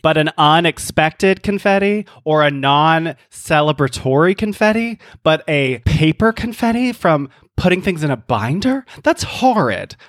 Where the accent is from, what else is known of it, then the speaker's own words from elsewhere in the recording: the South, United States; moved away as an adult; also born or lived in New York; growing up in the South